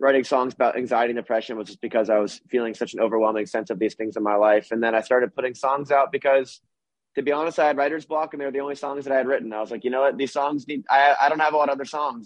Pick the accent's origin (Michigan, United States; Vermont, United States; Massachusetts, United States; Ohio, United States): Vermont, United States; when I tell people I'm from Vermont, they think I'm from Canada